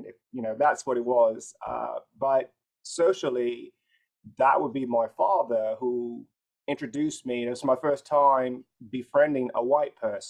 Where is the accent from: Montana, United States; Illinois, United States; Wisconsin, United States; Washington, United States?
Illinois, United States; Chicago; born there; now in Los Angeles, United States; So I was born in Chicago. I'm currently located in Los Angeles, but I was born in Chicago.